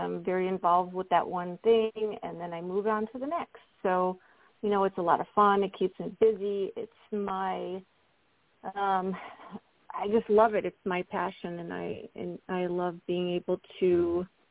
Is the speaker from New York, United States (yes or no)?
yes; Buffalo, New York, United States; now in Phoenix, United States; I grew up in Buffalo